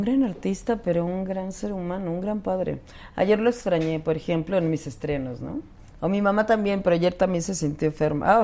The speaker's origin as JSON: {"language": "Spanish", "country": "Mexico"}